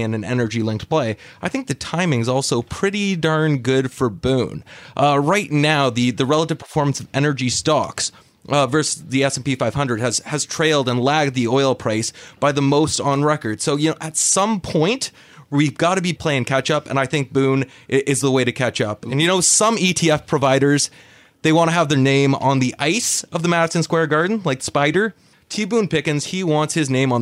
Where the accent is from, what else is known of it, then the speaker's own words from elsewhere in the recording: Canada; moved away; as you will be able to tell at some point from my accent, originally from Canada